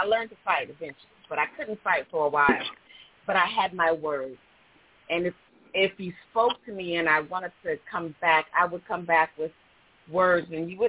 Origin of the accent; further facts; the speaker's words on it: Georgia, United States; I'm from Georgia